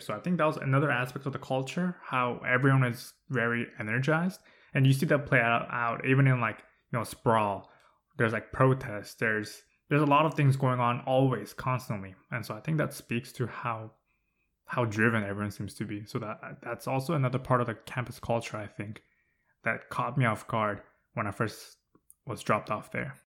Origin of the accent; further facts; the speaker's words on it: Southern California, United States; moved away as an adult; I'm from SoCal.